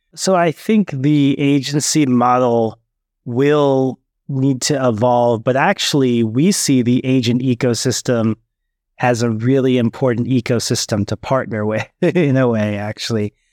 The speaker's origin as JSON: {"language": "English", "area": "Bay Area", "region": "California", "country": "United States", "tie": "born or raised there", "also_born_or_lived": "Oakland / Berkeley", "said": "I grew up in the Bay Area, um, was born in Oakland, and then we, our first home was then in Berkeley"}